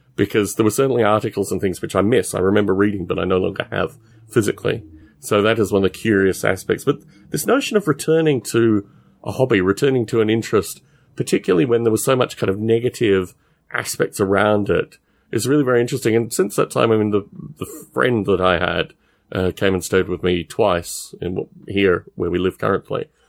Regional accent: Canberra, Australian Capital Territory, Australia; I was raised in Canberra in Australia, which is the capital.

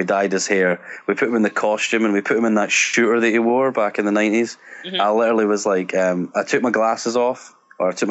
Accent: Scotland, United Kingdom; being Scottish

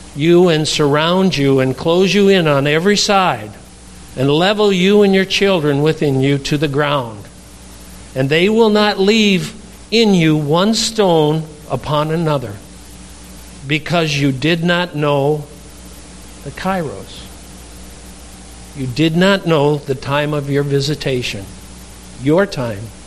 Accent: Darlington, Wisconsin, United States; I'm from Darlington, Wisconsin

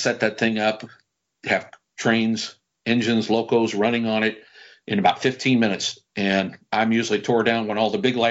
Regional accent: United States; Being an American modeler

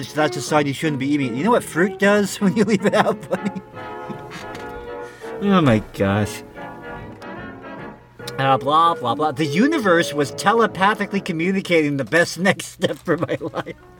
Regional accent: Texas, United States; How I went from a Texas cowboy to a vegan yogi and found my truth. Growing up in South Texas has its benefits

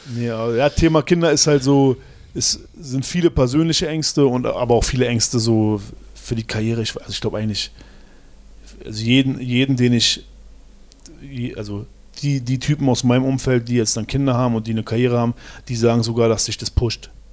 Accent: Berlin, Germany; als Berliner

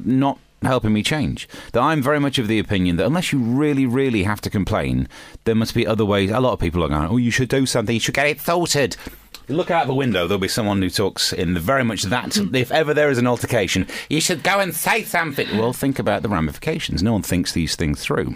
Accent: England, United Kingdom; Someone hated me for being English

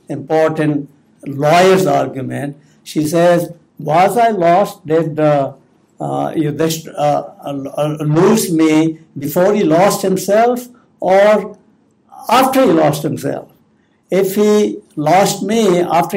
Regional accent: Punjab, India; I grew up in North India in the state of Punjab.

